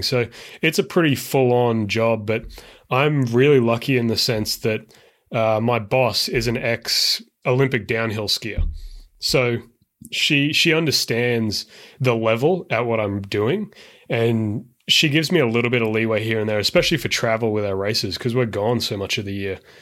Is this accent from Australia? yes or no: yes; Brisbane, Queensland, Australia; now in San Francisco, United States; I am originally from Australia, but now I live in San Francisco